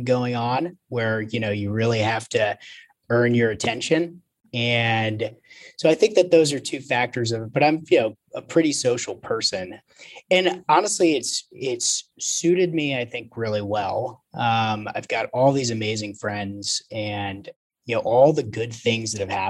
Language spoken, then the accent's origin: English; Potomac, Maryland, United States; also born or lived in Chicago; now in New York City, United States; I've lived all over though, but I was born and raised just outside of DC and in Maryland